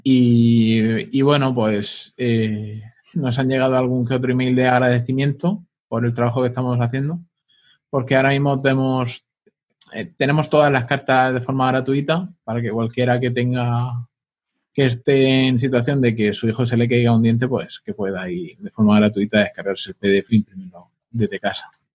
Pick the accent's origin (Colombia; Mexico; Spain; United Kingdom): Spain; Pilar de la Horadada, Valencian Community; mi pueblo, para Pilar de la Horadada